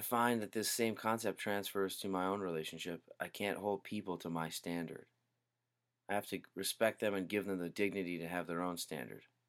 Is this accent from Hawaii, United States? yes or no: yes; Hawaii, United States; Growing up in Hawaii